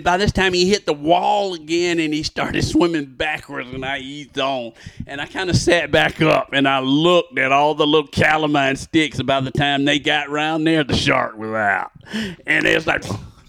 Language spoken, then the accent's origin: English; Georgia, United States; I'm from Georgia, right?